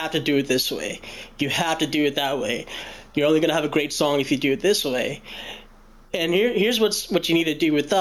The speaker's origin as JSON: {"language": "English", "town": "Louisville", "region": "Kentucky", "country": "United States", "tie": "born or raised there", "said": "I was born in Louisville, Kentucky, and it's where I reside now"}